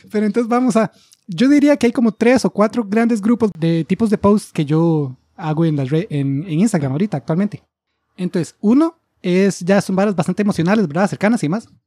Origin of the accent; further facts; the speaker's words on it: United States; Spanish is a second language; como yo soy la gringa